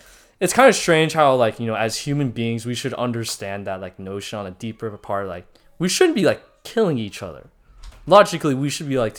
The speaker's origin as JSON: {"language": "English", "country": "United States", "said": "as an American"}